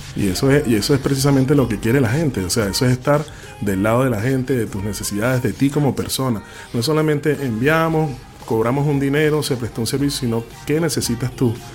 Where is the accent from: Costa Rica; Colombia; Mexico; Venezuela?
Venezuela; now in Chile